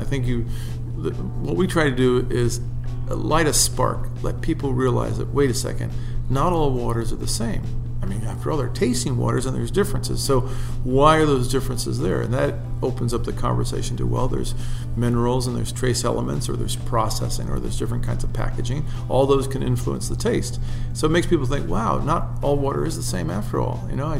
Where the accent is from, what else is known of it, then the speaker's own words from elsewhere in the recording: Italy; moved away; I grew up overseas in Italy, and my parents didn't let me drink soft drinks.